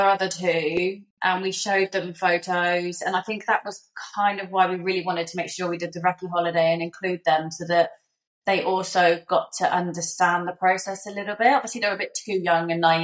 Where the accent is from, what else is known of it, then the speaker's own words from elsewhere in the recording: Somerset, South West England, United Kingdom; moved away as an adult; now in Perth, Australia; in the UK, we come from Somerset, so there's just fields around, not really much going on.